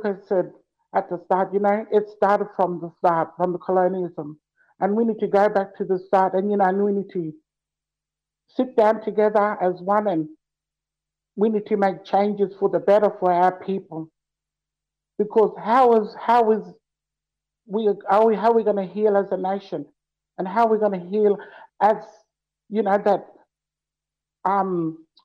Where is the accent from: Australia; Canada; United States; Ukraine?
Australia; Northern Territory; growing up in Northern Territory, just couch surfing and finding myself